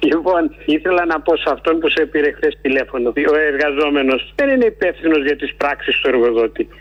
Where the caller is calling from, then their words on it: Menidi, Attica, Greece; από το Μενίδη.